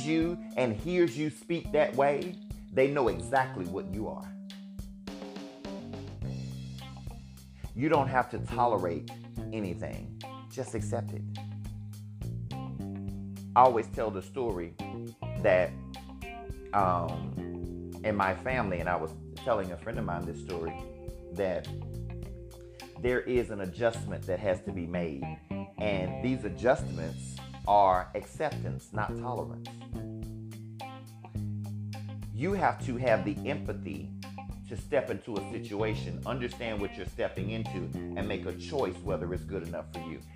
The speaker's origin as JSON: {"language": "English", "region": "Alabama", "country": "United States", "tie": "born or raised there", "said": "living and growing up in Alabama"}